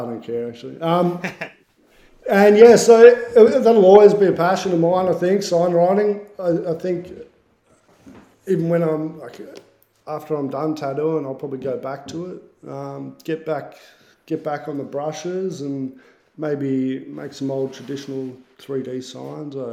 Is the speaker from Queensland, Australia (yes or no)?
no; Bendigo, Victoria, Australia; now in Melbourne, Australia; I grew up in Bendigo, actually, which is like country Victoria.